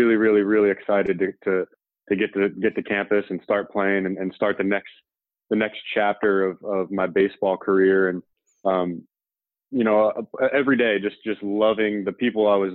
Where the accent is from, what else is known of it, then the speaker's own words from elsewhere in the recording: Limerick, Pennsylvania, United States; moved away as an adult; Growing up in the Northeast